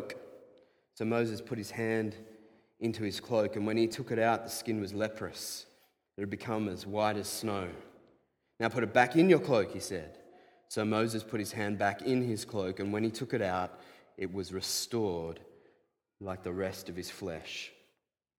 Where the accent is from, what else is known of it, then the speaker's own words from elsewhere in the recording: Diamond Creek, Victoria, Australia; I grew up around snakes in Diamond Creek